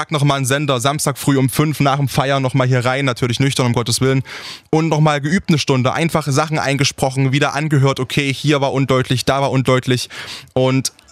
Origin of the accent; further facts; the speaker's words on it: Saxony, Germany; wenn mich jemand fragt, wo ich herkomme und ich sage, ich komme aus Sachsen, dass mir dann entgegengebracht wird. Krass, hört man gar nicht